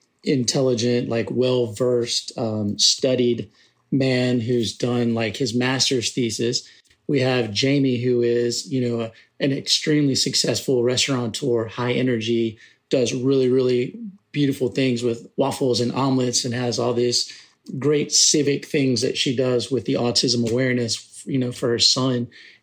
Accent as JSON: {"language": "English", "town": "Aiken", "region": "South Carolina", "country": "United States", "tie": "born or raised there", "said": "to represent my home state, to represent my hometown"}